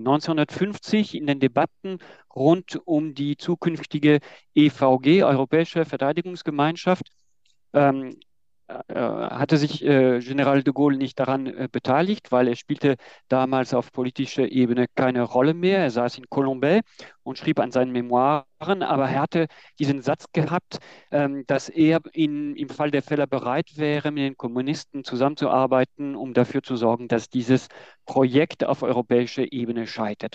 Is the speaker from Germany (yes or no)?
no; France; moved away; weil ich Franzose bin